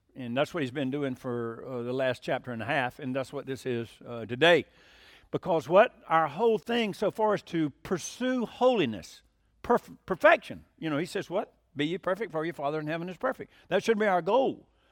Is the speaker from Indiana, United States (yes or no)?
no; Hiram, Georgia, United States; I'm from Hiram, Georgia